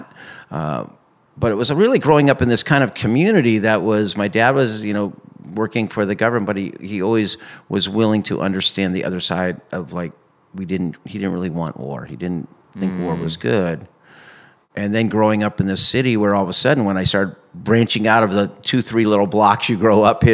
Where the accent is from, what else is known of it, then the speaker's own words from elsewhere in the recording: Claremont, California, United States; I grew up in Claremont, California. It's a town east of Los Angeles, about an hour